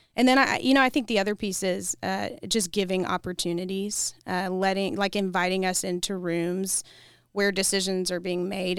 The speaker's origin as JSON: {"language": "English", "region": "Kentucky", "country": "United States", "moved": "yes", "lives_now": "Columbia, United States", "said": "I'm from Kentucky"}